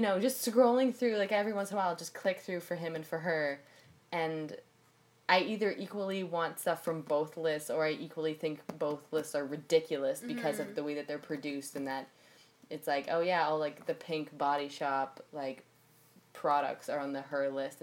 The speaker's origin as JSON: {"language": "English", "region": "Northern Ontario", "country": "Canada", "tie": "born or raised there", "moved": "yes", "lives_now": "Toronto, Canada", "said": "I grew up in Northern Ontario"}